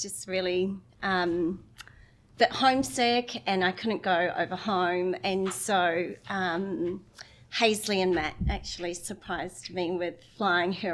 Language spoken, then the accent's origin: English; Russell, Northland, New Zealand; now in Brisbane, Australia; I'm originally from the Bay of Islands, so it's at the very top of the North Island